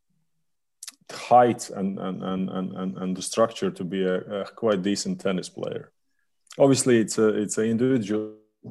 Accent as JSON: {"language": "English", "country": "Latvia"}